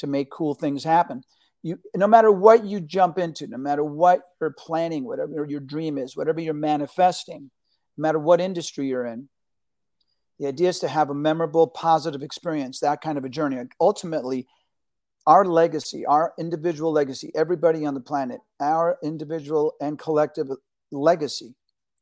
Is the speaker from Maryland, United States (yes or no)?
no; New York City, New York, United States; also born or lived in Argentina; I was born in Argentina. My parents came here escaping fascism from Argentina. And I grew up in New York City, which was a great melting pot